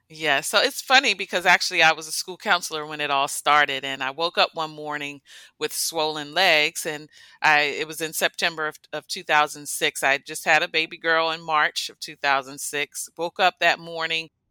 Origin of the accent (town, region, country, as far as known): United States; born or raised there